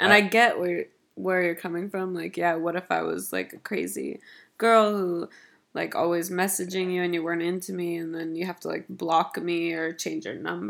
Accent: Los Angeles, California, United States; moved away; I'm from LA, by the way.

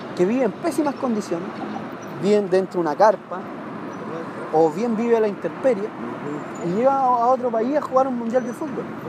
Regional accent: Chile

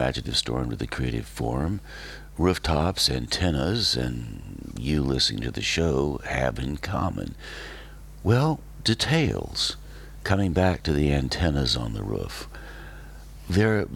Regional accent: Western North Carolina, United States; when I was growing up in Western North Carolina in the 50s

